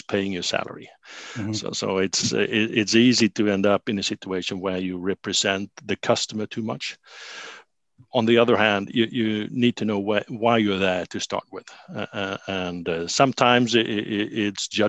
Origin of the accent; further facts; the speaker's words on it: Sigtuna, Stockholm County, Sweden; in Sigtuna, my hometown